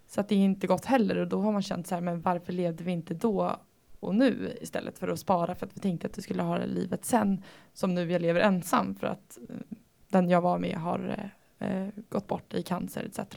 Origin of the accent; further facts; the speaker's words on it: Sweden; Vi bor i Sverige. Eh, som svensk